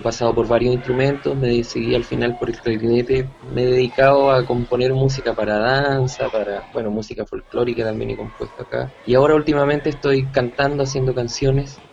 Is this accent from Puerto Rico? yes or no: no; Santiago, Santiago Metropolitan Region, Chile; also born or lived in Buenos Aires; soy un músico chileno, nacido y criado en Santiago de Chile